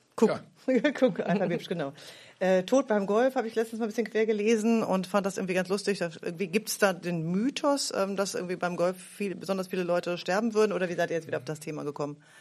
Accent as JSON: {"language": "German", "town": "Bärenbostel", "region": "Lower Saxony", "country": "Germany", "also_born_or_lived": "Greifswald", "said": "ich komme aus Hannover, weil das Kraft bei Hannover, wo ich herkomme, kennt auch immer keiner."}